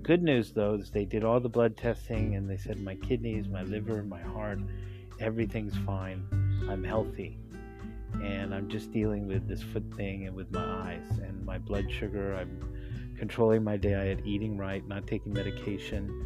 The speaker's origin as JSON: {"language": "English", "country": "United States", "moved": "yes", "lives_now": "Hong Kong", "said": "I'm an American"}